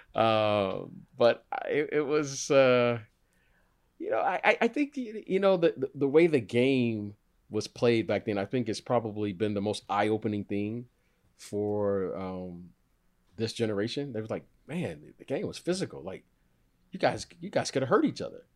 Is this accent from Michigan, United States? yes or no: yes; Detroit, Michigan, United States; I grew up in Detroit